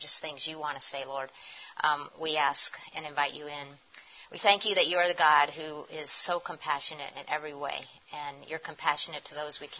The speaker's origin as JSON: {"language": "English", "town": "Erie", "region": "Pennsylvania", "country": "United States", "tie": "born or raised there", "also_born_or_lived": "Philadelphia", "moved": "yes", "said": "when I was a kid when I did have my growing up in Erie"}